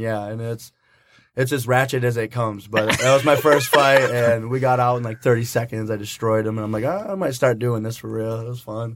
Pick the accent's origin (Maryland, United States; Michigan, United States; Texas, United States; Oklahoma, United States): Michigan, United States; Hastings; I'm actually from Hastings, Michigan